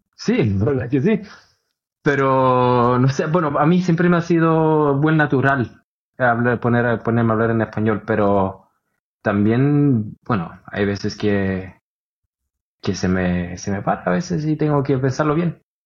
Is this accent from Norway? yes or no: yes; Oslo, Norway; en donde yo nací en Holmland